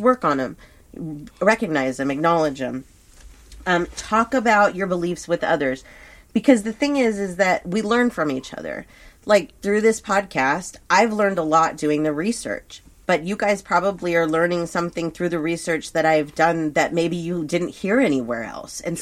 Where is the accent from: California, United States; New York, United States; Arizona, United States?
California, United States; Thousand Oaks; a town like where we grew up in Thousand Oaks, where I grew up